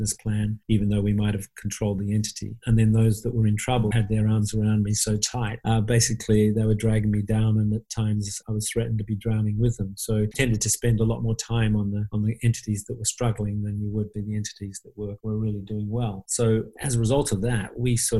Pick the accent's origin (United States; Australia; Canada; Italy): Australia; Perth, Western Australia; moved away as an adult; also born or lived in London; growing up in Perth